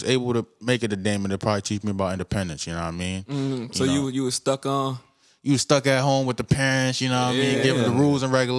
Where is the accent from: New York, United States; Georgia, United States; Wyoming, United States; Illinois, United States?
New York, United States; New York City; I was born in Kings County Hospital in Brooklyn. Kings County Hospital. You know what I mean? Both my parents are from Nigerian descent